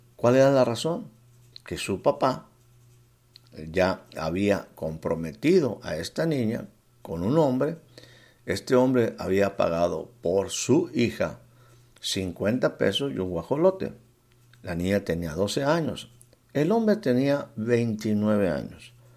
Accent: Mexico; estaba aquí en mi país, en la sierra de Puebla

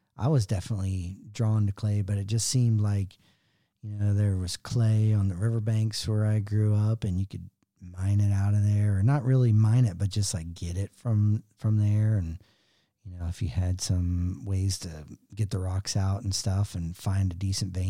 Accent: West Virginia, United States; I'm from West Virginia

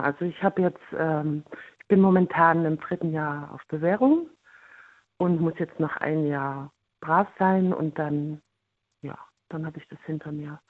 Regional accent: Germany; bei uns in Deutschland

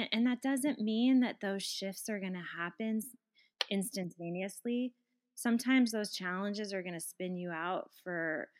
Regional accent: Colorado, United States; I come from Colorado.

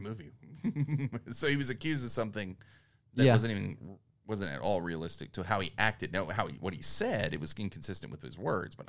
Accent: East Texas, United States; We're from East Texas.

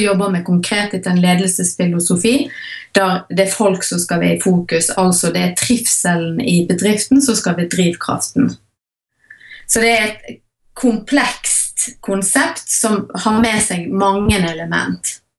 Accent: Hardanger, Vestland, Norway; now in Voss, Norway; jeg er opprinnelig fra Hardanger

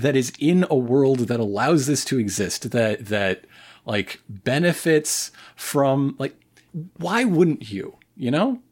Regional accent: United States; as an American

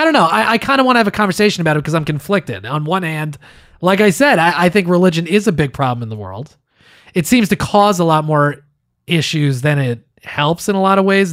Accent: East Coast of the United States, United States; I was born on the East Coast in the United States

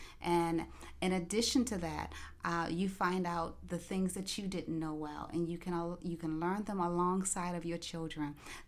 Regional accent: Maryland, United States; now in Florida, United States; we are transplants to the Florida area. We come from Maryland.

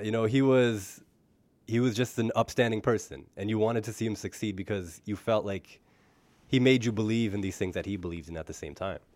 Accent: Canada; I was born in Canada, but the first time I went to Punjab, where my parents are from

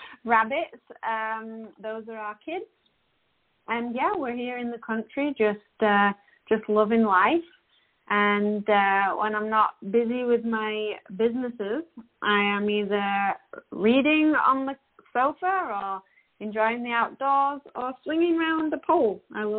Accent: Yorkshire and the Humber, United Kingdom; moved away as an adult; now in Canada; obviously from my accent, you can tell that I am not an Albertan, but I do live in Alberta and have done for the past 10 years. My hubby and I moved here from West Yorkshire in England

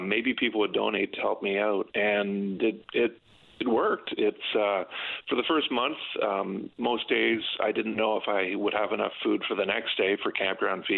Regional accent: St. Andrews, New Brunswick, Canada; I'm from St. Andrews, New Brunswick

